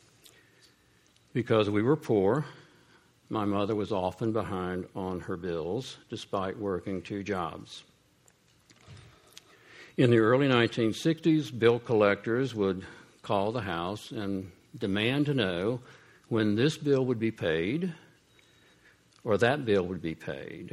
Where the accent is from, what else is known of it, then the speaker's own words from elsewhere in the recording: Columbus, Ohio, United States; I grew up poor in Columbus, Ohio